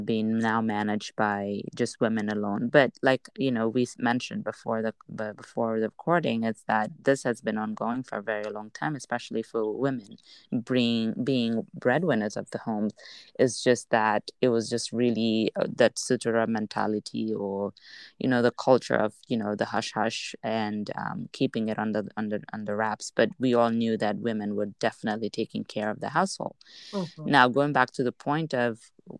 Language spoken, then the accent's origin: English; Kanifing South, Gambia; I grew up in Kanafing South